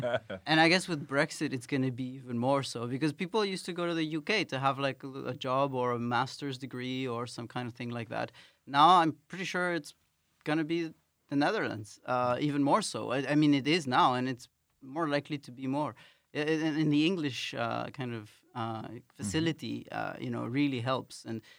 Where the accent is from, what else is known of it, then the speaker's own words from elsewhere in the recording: Quito, Pichincha, Ecuador; Like I come from Latin America, and there usually we have a culture where people, the foreigners, there are so few of them. Well, I mean there are a lot. Ecuador, especially Quito, is a very diverse city